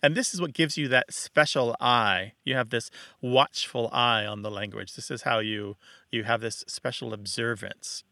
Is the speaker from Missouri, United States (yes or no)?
yes; Missouri, United States; moved away; I am from Missouri, and I did leave it